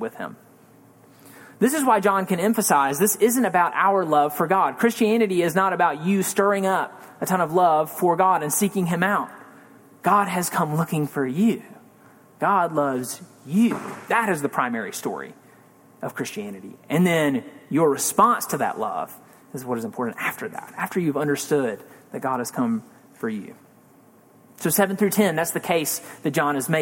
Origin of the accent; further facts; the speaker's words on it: Mississippi, United States; I grew up in Mississippi